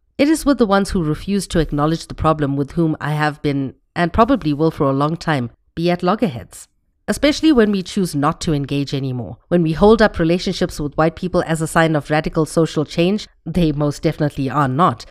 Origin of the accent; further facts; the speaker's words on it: India; my identity as an Indian person